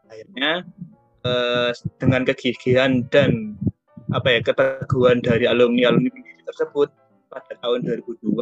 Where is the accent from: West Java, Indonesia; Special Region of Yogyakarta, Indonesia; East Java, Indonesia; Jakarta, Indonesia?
East Java, Indonesia; Surabaya; Uh, di sini asalku dari Surabaya.